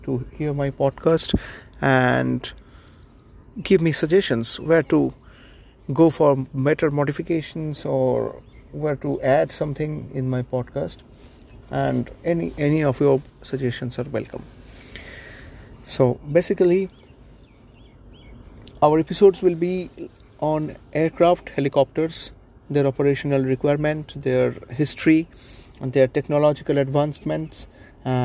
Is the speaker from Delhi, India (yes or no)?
no; Mumbai, Maharashtra, India; I'm from Mumbai, India.